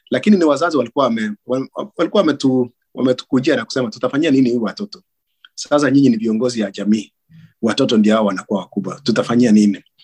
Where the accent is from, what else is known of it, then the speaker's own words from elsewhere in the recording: Kenya; sisi ni wakalenjin majority wetu ni wakalenjin na kama sio wakalenjin mtu ana relationship na wakalenjin